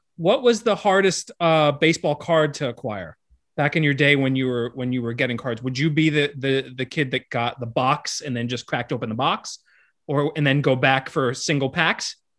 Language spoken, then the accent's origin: English; Miami, Florida, United States; I grew up in Miami